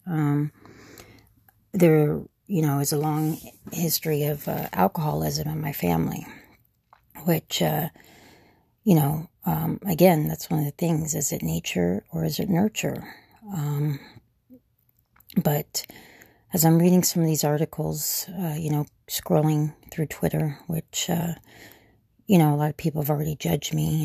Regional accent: Gilbert, Arizona, United States; I grew up in Gilbert, uh, it was a one-horse town

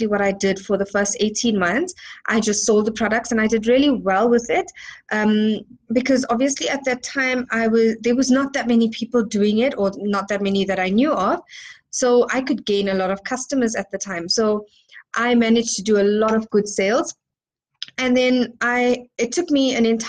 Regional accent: Johannesburg, Gauteng, South Africa; I'm from Johannesburg, South Africa

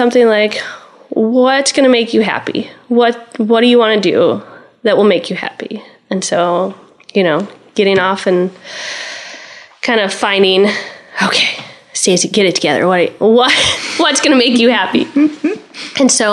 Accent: Spencer, Iowa, United States; when I was growing up in Spencer

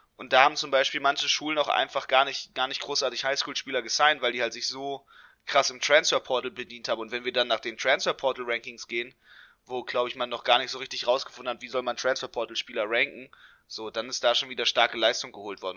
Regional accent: Hanover, Lower Saxony, Germany; hier in meiner Heimatstadt in Hannover

